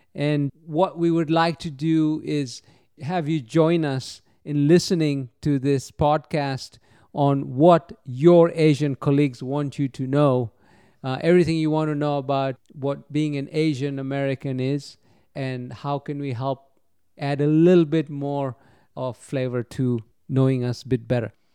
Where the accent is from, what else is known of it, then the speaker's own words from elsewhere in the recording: Kenya; moved away as an adult; now in United States; I was born and raised in Kenya